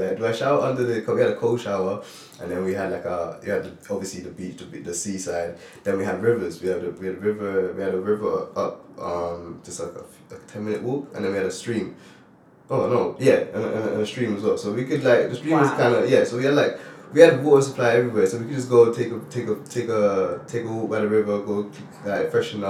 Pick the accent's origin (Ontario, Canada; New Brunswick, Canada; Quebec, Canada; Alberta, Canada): Ontario, Canada; Toronto; also born or lived in Grenada; So I was born in Toronto, Canada, and I moved to Grenada at an early age. And I spent a few years in Grenada, and I flew back to Canada